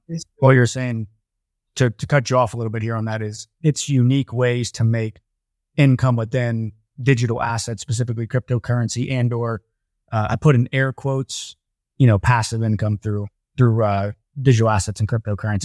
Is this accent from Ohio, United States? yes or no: yes; Columbus, Ohio, United States; I'm from Columbus, Ohio